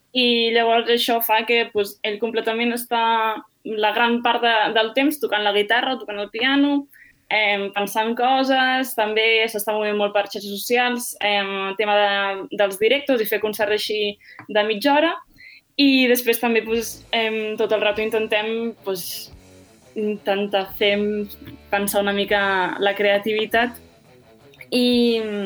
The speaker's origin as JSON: {"language": "Catalan", "town": "Tarragona", "region": "Catalonia", "country": "Spain", "moved": "yes", "lives_now": "Madrid, Spain", "said": "comparada amb l'aigua de Tarragona, que sent honestos, no tenim la millor aigua d'aixeta del món"}